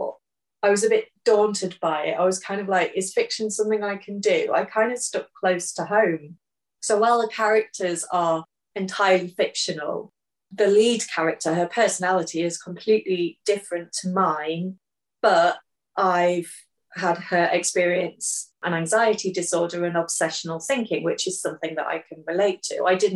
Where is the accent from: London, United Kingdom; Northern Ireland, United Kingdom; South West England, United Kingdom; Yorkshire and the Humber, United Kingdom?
Yorkshire and the Humber, United Kingdom; Hull; Hull, my hometown.